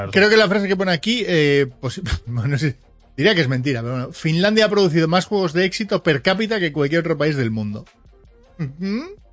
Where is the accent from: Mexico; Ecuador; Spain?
Spain; Portugalete, Basque Country; de donde soy yo, de Porto, Portugalete